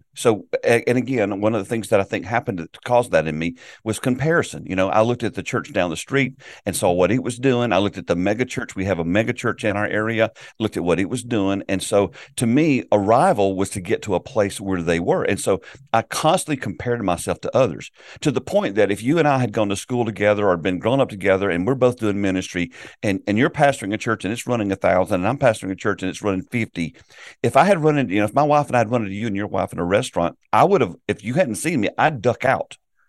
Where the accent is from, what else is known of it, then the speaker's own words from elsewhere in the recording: South Carolina, United States; I grew up in South Carolina in a Southern Baptist church, and our whole focus was evangelism.